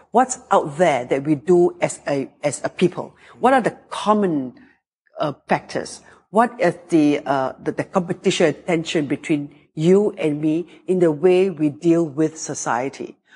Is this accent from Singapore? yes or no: yes; Singapore; also born or lived in France; I grew up in Singapore, which is 700,000 people.